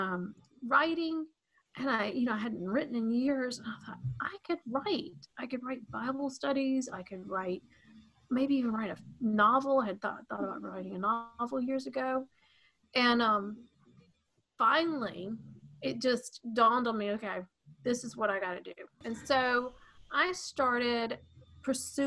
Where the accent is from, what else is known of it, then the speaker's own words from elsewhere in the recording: Atlanta, Georgia, United States; my parents are from Maryland, but I was raised in the Atlanta area. So technically I'm a Southerner with Northern parents